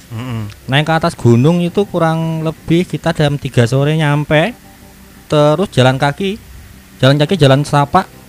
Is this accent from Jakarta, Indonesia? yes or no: no; Solo, Central Java, Indonesia; kemudian saya kan aslinya dari Solo.